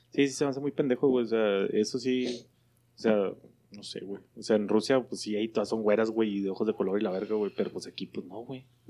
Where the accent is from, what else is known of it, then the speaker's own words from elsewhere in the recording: Mexico; somos los mexicanos